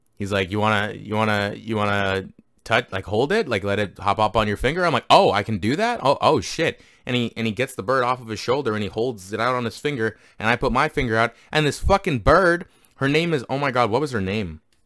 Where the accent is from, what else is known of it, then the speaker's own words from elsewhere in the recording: Canada; I grew up grew up in Canada